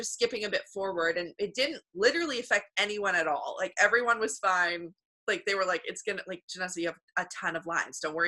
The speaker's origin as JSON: {"language": "English", "country": "Canada", "said": "I know I'm Canadian"}